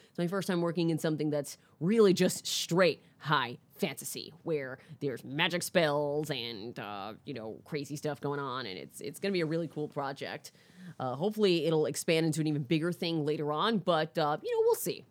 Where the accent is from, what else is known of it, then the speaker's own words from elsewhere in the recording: Orlando, Florida, United States; also born or lived in Bronx, New York; I grew up in, uh, Florida